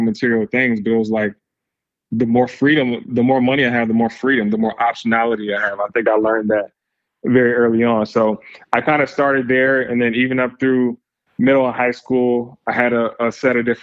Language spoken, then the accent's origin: English; Lansing, Michigan, United States; originally from Lansing, Michigan, small town, right around the center of Michigan, about an hour west of Detroit. So grew up there, spent my formative years there.